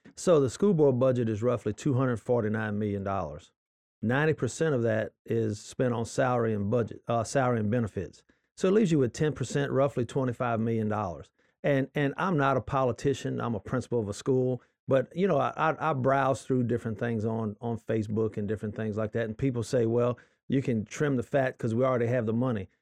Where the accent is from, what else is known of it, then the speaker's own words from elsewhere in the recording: Lutcher, Louisiana, United States; now in Livingston Parish, United States; I was from Lutcher originally